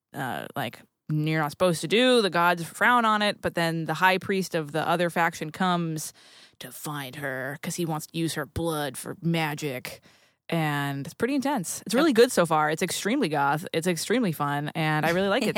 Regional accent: New England, United States; I grew up in New England

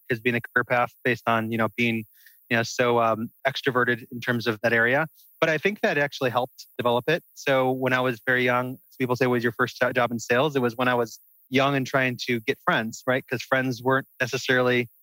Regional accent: Wheaton, Illinois, United States; I'm from a Chicago suburb, right outside of the city, about 25 minutes, called Wheaton, Illinois.

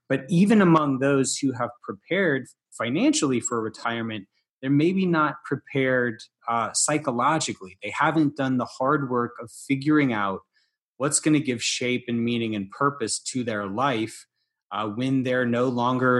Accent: Deep South, United States; I'm from the Deep South

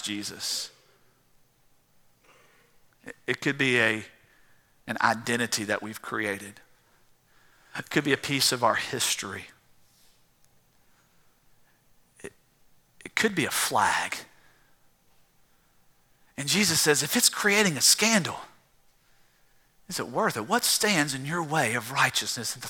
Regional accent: South Georgia, United States; I grew up in South Georgia drinking out of a garden hose

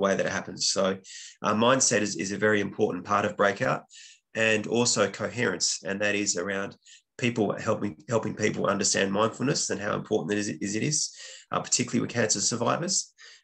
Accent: Western Australia, Australia; moved away as an adult; also born or lived in Dublin, Ireland; I'm originally from Western Australia, but I was living in Ireland at the time

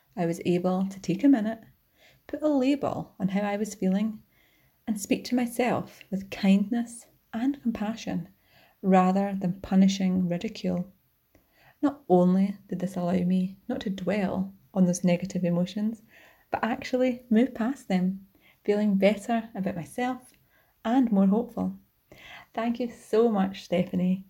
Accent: Scotland, United Kingdom; from Rainy Court, Scotland

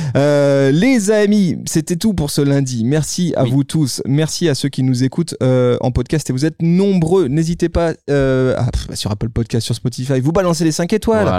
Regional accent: France; chez nous en France

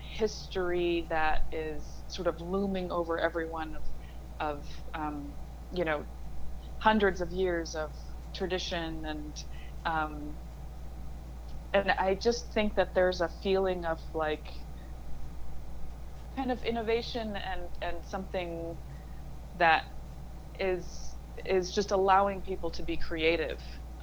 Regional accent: Akureyri, Northeastern Region, Iceland; accent: northern Icelandic; English is a second language; yes, so I'm from Akureyri, which is in the north, and there we speak very differently and very distinctively from the Reykjavik or the southern accent.

